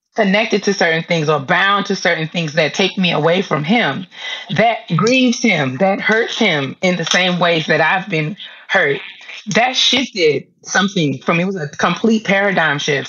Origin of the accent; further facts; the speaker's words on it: New York, United States; moved away as an adult; also born or lived in DMV (Washington metropolitan area); now in DMV, United States; I live in the DMV now, but I'm originally from New York